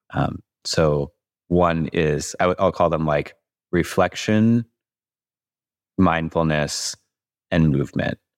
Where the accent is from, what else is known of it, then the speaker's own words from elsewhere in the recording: Louisville, Kentucky, United States; moved away; I'm from Louisville, Kentucky originally.